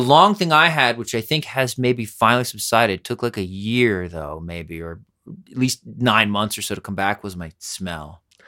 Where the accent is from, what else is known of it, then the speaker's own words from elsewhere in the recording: Pennsylvania, United States; moved away; also born or lived in New York; I grew up in Pennsylvania, but sort of a New Yorker.